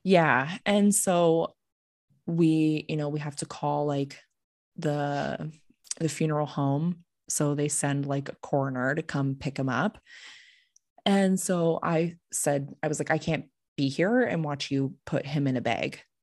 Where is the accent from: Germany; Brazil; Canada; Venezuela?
Canada; we're fucking Canadian